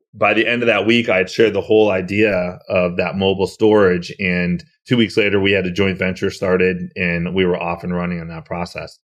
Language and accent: English; Massachusetts, United States; I grew up in Massachusetts